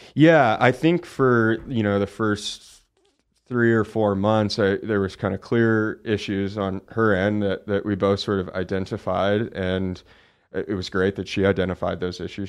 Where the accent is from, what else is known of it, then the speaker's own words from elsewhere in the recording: Oakland, California, United States; I grew up in Oakland, California, so a pretty big, you know, city.